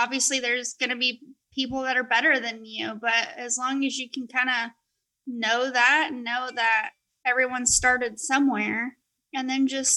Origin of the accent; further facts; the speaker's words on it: Colorado Springs, Colorado, United States; moved away; growing up in Colorado Springs, it's Olympic City, USA.